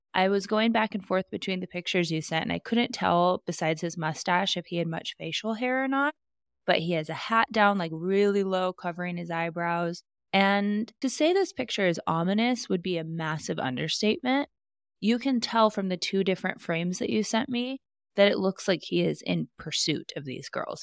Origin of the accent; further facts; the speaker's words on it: Alaska, United States; where I grew up in Alaska